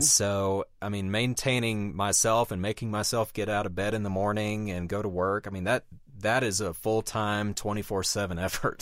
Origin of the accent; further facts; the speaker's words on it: Deep South, United States; moved away; growing up in the Deep South